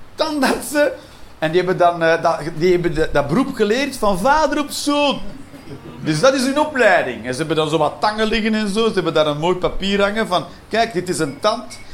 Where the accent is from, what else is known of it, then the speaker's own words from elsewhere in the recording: Belgium; elke Belg